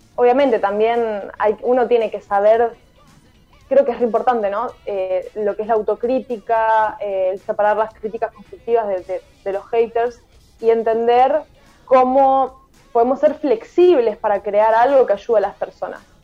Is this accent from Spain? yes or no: no; Villa Sarmiento?, Buenos Aires, Argentina; soy de Villa Porredón, Buenos Aires